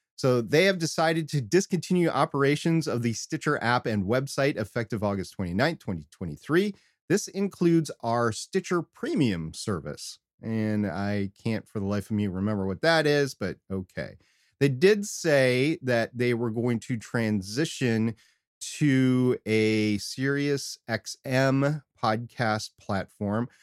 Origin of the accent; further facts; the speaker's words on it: United States; all of us Americans